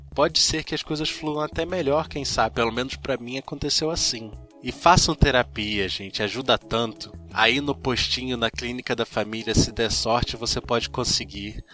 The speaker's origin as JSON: {"language": "Portuguese", "region": "Rio de Janeiro", "country": "Brazil", "said": "sou do Rio de Janeiro, talvez deva para perceber pelo sotaque"}